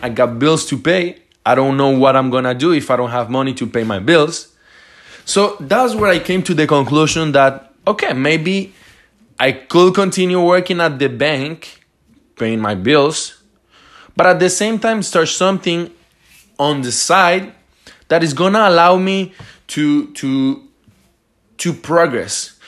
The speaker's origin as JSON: {"language": "English", "town": "Montreal", "region": "Quebec", "country": "Canada", "said": "I'm from Montreal"}